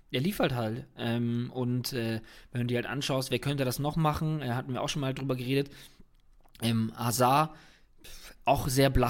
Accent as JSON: {"language": "German", "town": "Cologne", "region": "North Rhine-Westphalia", "country": "Germany", "said": "Natürlich will man das als Kölner nicht sehen"}